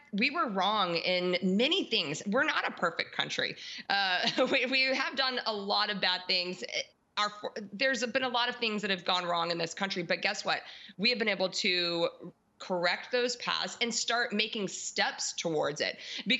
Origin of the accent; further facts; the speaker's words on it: United States; As a believer and as American